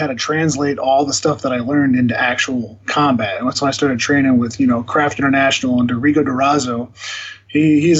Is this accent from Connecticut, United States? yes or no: no; Phoenix, Arizona, United States; also born or lived in Glendale, Arizona; I was born in Phoenix, Arizona